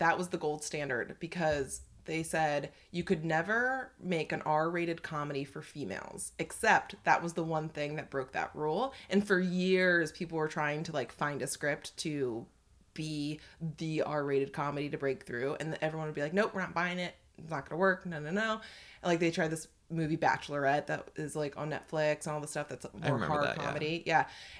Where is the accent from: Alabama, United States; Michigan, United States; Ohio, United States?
Ohio, United States; North Canton; But then I say, I'm from North Canton. That's how I say it now.